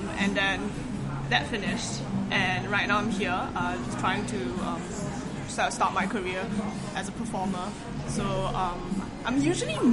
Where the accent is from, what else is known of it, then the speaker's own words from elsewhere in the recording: Singapore; now in London, United Kingdom; I am from Singapore, but I'm currently based in London right now